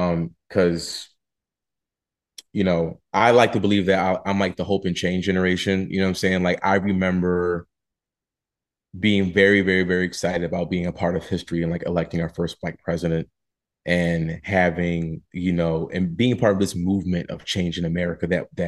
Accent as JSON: {"language": "English", "town": "Philadelphia", "region": "Pennsylvania", "country": "United States", "said": "I'm from Philly, so there was more financial aid that was available for me going there"}